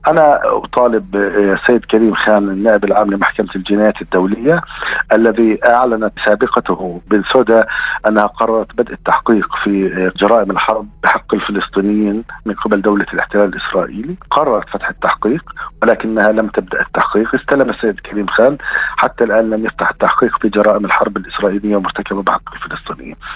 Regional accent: Palestine; هذا حق وواجب حقنا كفلسطينيين أن يحاكم قتلتنا

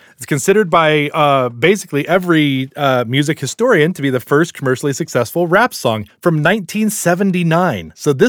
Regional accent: Las Cruces, New Mexico, United States; lived in my hometown of Las Cruces and taught at our university, New Mexico State. In fact, I was the first group of students to attend Clyde W. Tombaugh Elementary School.

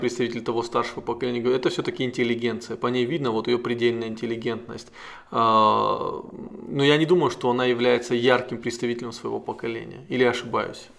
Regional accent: North Ossetia–Alania, Russia; главу нашей республики

